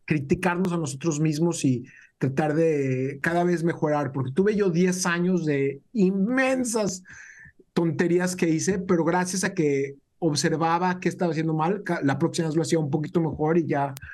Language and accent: Spanish; Mexico; now in United States; Yo vine de México, era algo que yo no tomaba por cierto, pero en Estados Unidos toda mi vida acá lo hemos tomado por un hecho